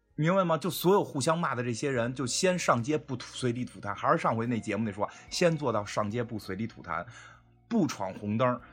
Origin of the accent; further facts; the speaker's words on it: Beijing, China; 我们北京人活成什么样吗？我他妈住一七平米的小房子现在